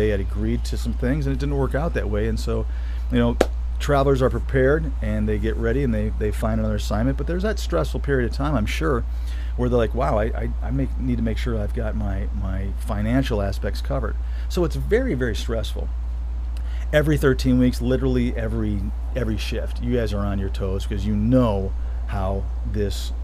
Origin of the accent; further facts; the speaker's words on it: Michigan, United States; moved away as an adult; also born or lived in Florida; now in Colorado, United States; growing up in Michigan and then spending so much time down